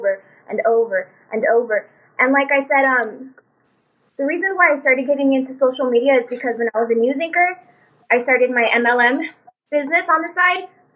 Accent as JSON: {"language": "English", "town": "El Paso", "region": "Texas", "country": "United States", "tie": "born or raised there", "also_born_or_lived": "Los Angeles, California", "said": "I was born in California, but I was raised here in Texas, and I've been living here since"}